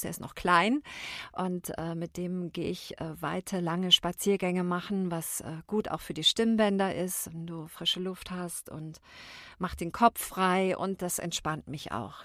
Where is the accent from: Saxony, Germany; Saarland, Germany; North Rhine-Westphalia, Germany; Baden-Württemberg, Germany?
Baden-Württemberg, Germany; moved away; Ich komme ursprünglich aus dem Badischen und da sind wir sehr warmherzig